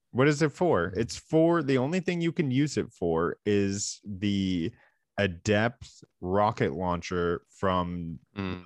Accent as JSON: {"language": "English", "country": "Canada", "said": "we are two Canadian gaming enthusiasts"}